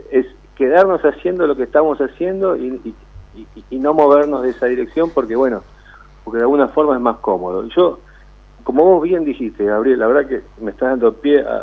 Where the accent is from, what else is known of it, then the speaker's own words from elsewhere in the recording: Argentina; eso es lo que somos los argentinos, emprendedores, fuertes, valientes, resilientes.